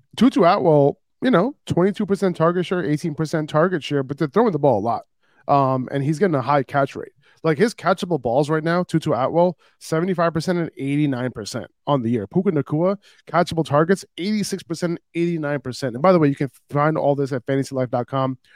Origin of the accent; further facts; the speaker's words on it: New York City, New York, United States; I'm from New York City, and obviously I feel safe in New York 'cause it's my home city